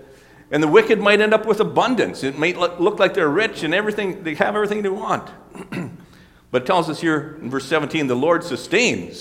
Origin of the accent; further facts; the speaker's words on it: Mackville, United States; moved away; I was back in my hometown this last week here in Mackville